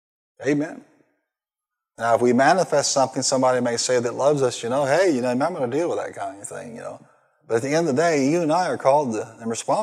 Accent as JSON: {"language": "English", "town": "Marion", "region": "Illinois", "country": "United States", "tie": "born or raised there"}